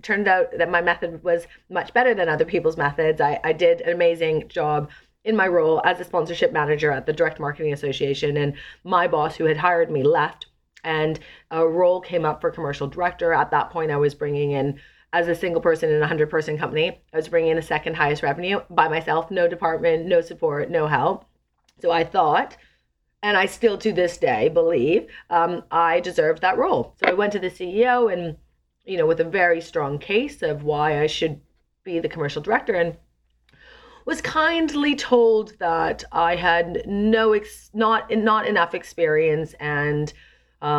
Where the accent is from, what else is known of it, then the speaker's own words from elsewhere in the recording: a small suburb outside of Vancouver, British Columbia, Canada; moved away as an adult; also born or lived in London, United Kingdom; I come from a small suburb outside of Vancouver in Canada